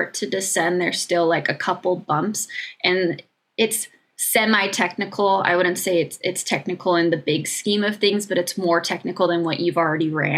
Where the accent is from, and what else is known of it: United States